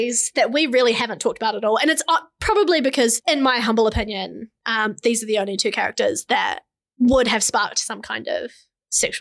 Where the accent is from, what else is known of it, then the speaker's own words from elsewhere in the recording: New Zealand; we're from New Zealand and that sometimes our slang does not translate into other places